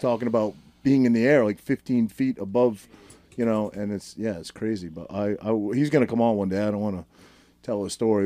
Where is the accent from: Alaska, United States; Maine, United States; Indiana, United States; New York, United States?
Maine, United States; Maine, maybe, like my home state